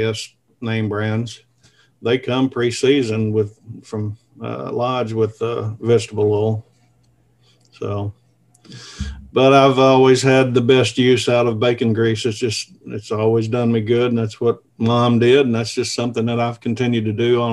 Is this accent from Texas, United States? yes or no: no; Kennett, Missouri, United States; now in Northeast Arkansas, United States; I live here in Northeast Arkansas, and I was born and raised in Southeast Missouri, a little small town, Kennett, Missouri